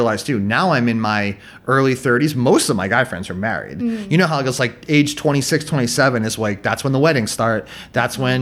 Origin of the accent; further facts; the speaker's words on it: near Boston, Massachusetts, United States; moved away as an adult; now in Vietnam; I still lived in my hometown